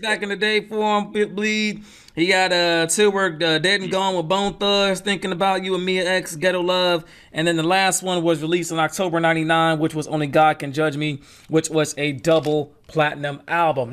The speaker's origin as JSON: {"language": "English", "region": "the South", "country": "United States", "said": "I'm from the South as well"}